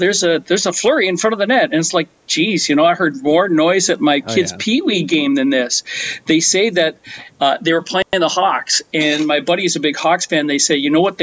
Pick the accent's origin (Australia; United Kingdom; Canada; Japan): Canada; as a Canadian